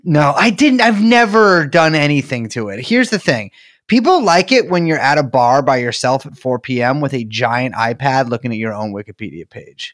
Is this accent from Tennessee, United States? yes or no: no; San Francisco, California, United States; I'm from San Francisco